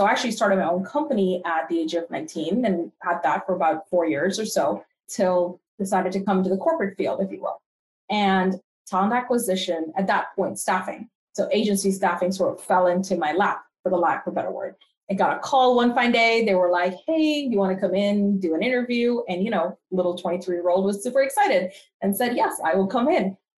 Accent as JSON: {"language": "English", "country": "Canada", "lives_now": "United States", "said": "I am part Canadian and part American. So I like to say I'm a complete North American, if you will. So I spent a good part of my life in Canada and then transitioned here back to the US quite a few years ago."}